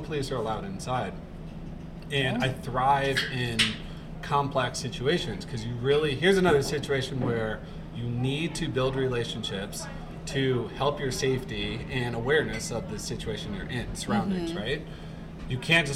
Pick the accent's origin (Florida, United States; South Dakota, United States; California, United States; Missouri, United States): Missouri, United States; St. Louis; now in Coeur d'Alene, United States; I'm from St. Louis